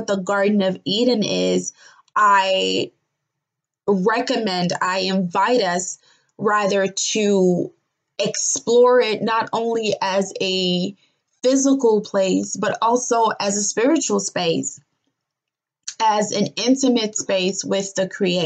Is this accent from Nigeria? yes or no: yes; Nigeria; the Yoruba culture that I grew up as a Nigerian native